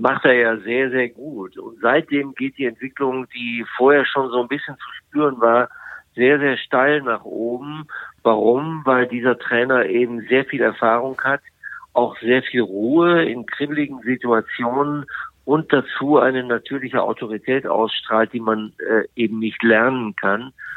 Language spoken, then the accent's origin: German; Bielefeld, North Rhine-Westphalia, Germany; now in Frankfurt, Germany; da ich ja in Bielefeld groß geworden bin. Und, äh, dass Bielefeld nach wie vor, obwohl ich schon so lange in Frankfurt lebe, als meine Heimatstadt bezeichne